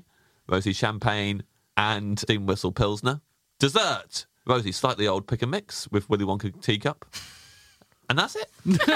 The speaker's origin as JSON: {"language": "English", "town": "Kettering", "region": "East Midlands", "country": "United Kingdom", "tie": "born or raised there", "moved": "yes", "said": "round the corner from where I grew up in Kettering"}